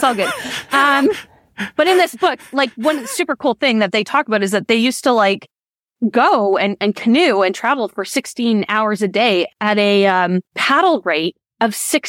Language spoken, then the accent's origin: English; Winnipeg, Manitoba, Canada; So I grew up in Winnipeg, Manitoba, which is in Canada. In Manitoba has the highest proportion of Indigenous people of any province in Canada. So I grew up amongst and around a lot of different Indigenous people.